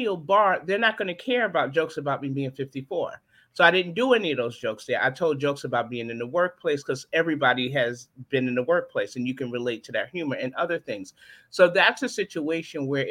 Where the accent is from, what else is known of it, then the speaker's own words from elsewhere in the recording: New York City, New York, United States; moved away as an adult; now in Charlotte, United States; I grew up in Brooklyn, New York. And I grew up in Brownsville